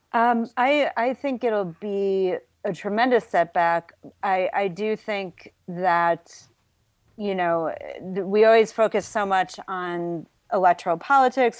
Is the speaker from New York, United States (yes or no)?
yes; Buffalo, New York, United States; moved away; was born and raised in Buffalo, New York